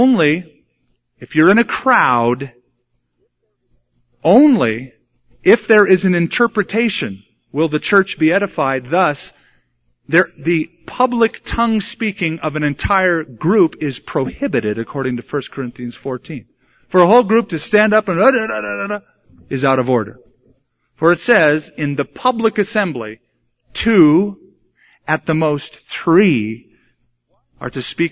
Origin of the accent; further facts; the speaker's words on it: United States; we were raised in America. We speak English